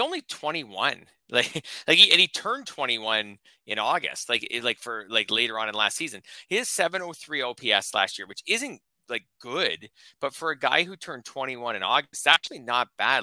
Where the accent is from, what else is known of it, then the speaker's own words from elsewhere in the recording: Canada; a Canadian